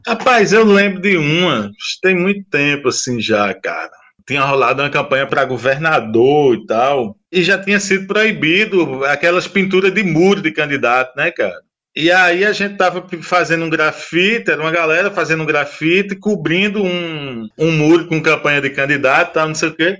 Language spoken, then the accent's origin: Portuguese; Paraíba, Brazil; eu sou sertanejo, paraibano, nordestino